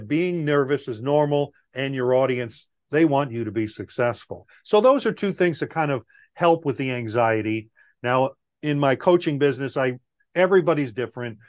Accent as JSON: {"language": "English", "area": "Long Island", "region": "New York", "country": "United States", "tie": "born or raised there", "also_born_or_lived": "Guam", "moved": "as an adult", "said": "I grew up in Long Island, New York."}